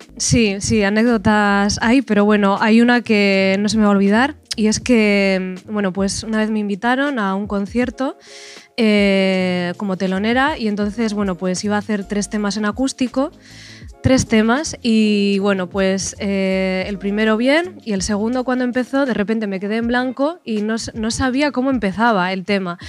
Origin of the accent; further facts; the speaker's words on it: Bilbao, Basque Country, Spain; soy de Bilbao